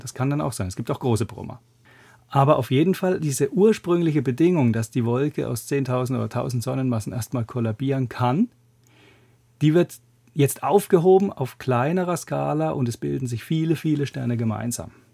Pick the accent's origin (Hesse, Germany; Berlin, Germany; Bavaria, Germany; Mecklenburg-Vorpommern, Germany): Bavaria, Germany; Würzburg; moved away as an adult; also born or lived in Grenoble, France / Zürich, Switzerland; now in Göttingen, Germany; Ich habe in meiner Heimatstadt Würzburg Physik studiert